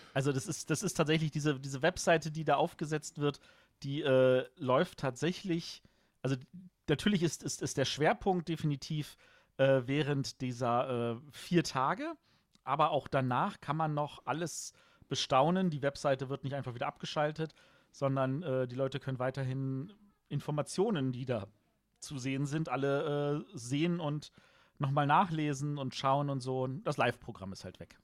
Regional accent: Germany; als Deutsche

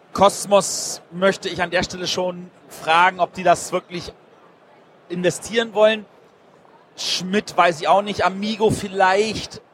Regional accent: Berlin, Germany; Ich bin Berliner.

